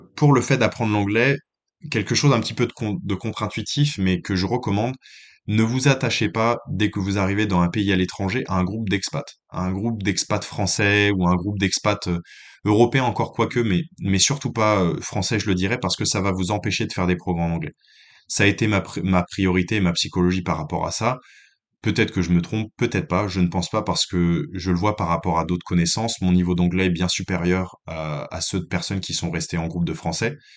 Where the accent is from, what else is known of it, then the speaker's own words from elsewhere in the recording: France; moved away as an adult; also born or lived in Lyon / Saint-Étienne / Nantes; now in New Zealand; en tant que Français